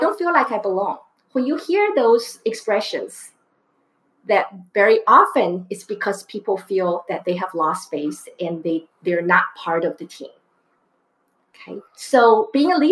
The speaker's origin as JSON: {"language": "English", "country": "Taiwan", "tie": "born or raised there", "moved": "yes", "said": "I grew up in Taiwan"}